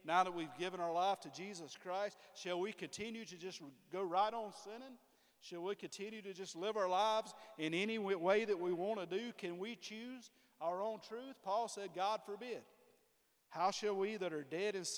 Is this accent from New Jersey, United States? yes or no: no; Ware Shoals, South Carolina, United States; I'm from Ware Shoals